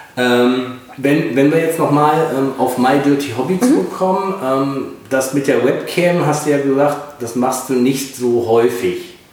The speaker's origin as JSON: {"language": "German", "region": "North Rhine-Westphalia", "country": "Germany", "said": "ich komme ja auch aus Nordrhein-Westfalen"}